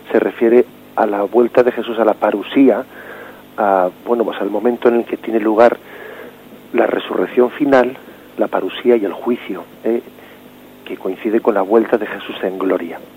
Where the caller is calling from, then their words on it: Madrid, Community of Madrid, Spain; Yo soy … de Madrid.